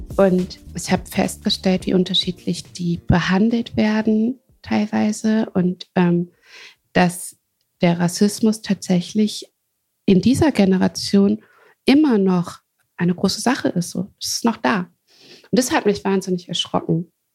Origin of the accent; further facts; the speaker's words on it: Hagen, North Rhine-Westphalia, Germany; also born or lived in Wuppertal; ich äh, bin in Ruhrpott geboren, in Hagen.